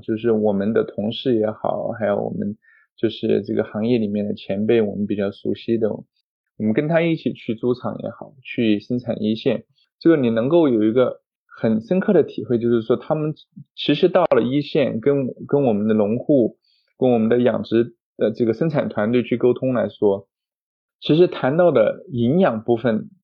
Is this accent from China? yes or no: yes; China; moved away as an adult; also born or lived in Kansas, United States; 我一个中国人